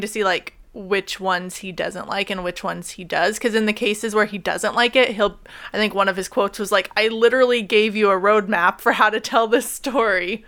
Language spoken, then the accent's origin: English; Oregon, United States; we're both from Oregon